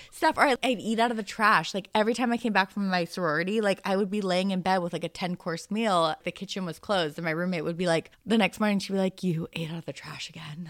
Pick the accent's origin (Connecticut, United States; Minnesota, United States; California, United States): California, United States; Marin; moved away as an adult; I wanted to get out of Marin